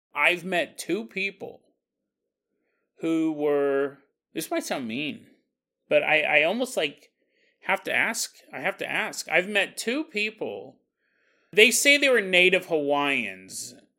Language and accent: English; Orangevale, California, United States; I grew up in Orange Vale, California